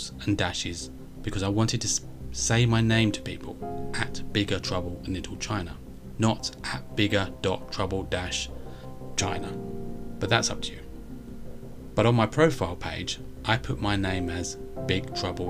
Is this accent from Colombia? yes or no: no; United Kingdom; I'm British and live in the UK